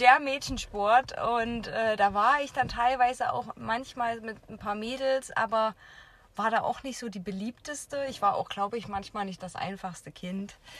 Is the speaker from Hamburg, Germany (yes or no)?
no; Jena, Thuringia, Germany; ich habe in meiner Jugend einfach hier in Jena Tennis äh, gespielt